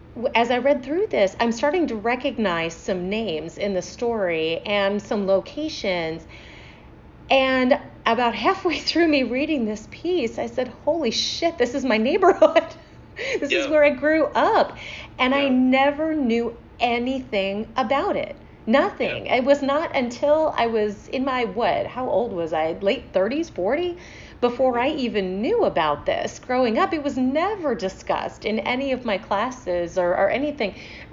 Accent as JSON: {"language": "English", "town": "St. Louis", "region": "Missouri", "country": "United States", "tie": "born or raised there", "also_born_or_lived": "Atlanta", "said": "But I did grow up here, and I grew up in North County."}